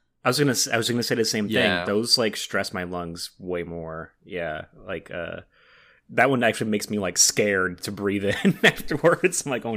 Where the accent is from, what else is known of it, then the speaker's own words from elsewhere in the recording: Los Angeles, California, United States; from Los Angeles.